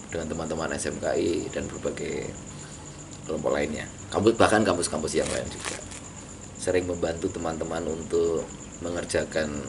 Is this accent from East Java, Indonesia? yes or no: no; Pekalongan, Central Java, Indonesia; born there; now in Yogyakarta, Indonesia; saya lahir di Pekalongan eh, di sebuah kota terkenal sebagai kota santri dan kota batik juga